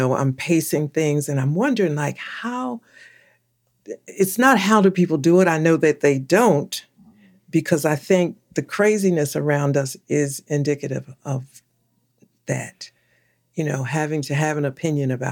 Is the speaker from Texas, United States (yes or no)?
no; Philadelphia, Pennsylvania, United States; I was born and raised in Philadelphia, so I call that my home.